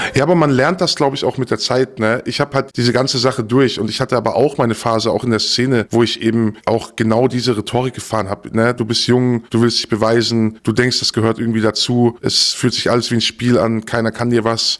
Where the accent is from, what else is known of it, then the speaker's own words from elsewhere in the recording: Stuttgart, Baden-Württemberg, Germany; Also ich bin geboren in Stuttgart, wir sind aufs Land gezogen mit meinen Eltern